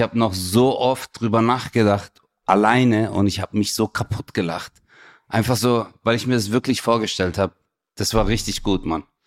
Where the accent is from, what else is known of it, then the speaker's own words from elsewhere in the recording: Stuttgart, Baden-Württemberg, Germany; ich komme ja auch aus Stuttgart